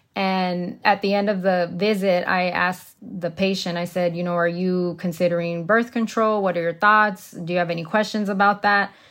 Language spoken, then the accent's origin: English; Texas, United States; now in Arizona, United States; as a Latina growing up in Texas